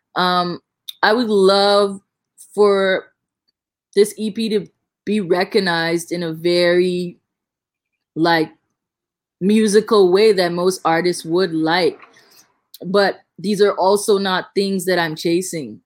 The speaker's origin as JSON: {"language": "English", "country": "Bahamas", "accent": "thick Bahamian", "said": "I can talk in a really, really like thick Bahamian accent"}